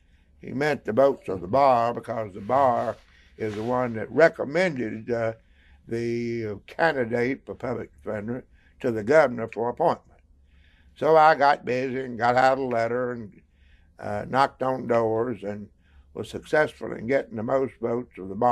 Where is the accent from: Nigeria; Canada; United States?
United States; Cherryville, North Carolina; I grew up in Cherville, was raised on a farm. And during my high school years, I was very active in the Methodist Church.